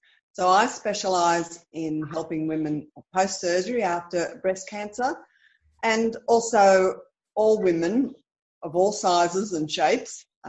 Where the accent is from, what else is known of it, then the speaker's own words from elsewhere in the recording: Berkeley, New South Wales, Australia; I grew up in Berkeley. I went to Berkeley High School.